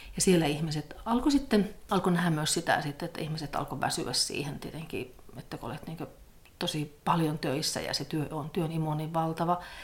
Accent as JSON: {"language": "Finnish", "town": "Pello", "region": "Lapland", "country": "Finland", "tie": "born or raised there", "moved": "as an adult", "lives_now": "Rovaniemi, Finland", "said": "minun juuret on siellä Torniokilaaksossa. Että mä olen syntynyt, syntynyt semmoisessa pienessä kylässä Pellon kunnassa ja ja sieltä sitten lähtenyt, lähtenyt opiskelemaan"}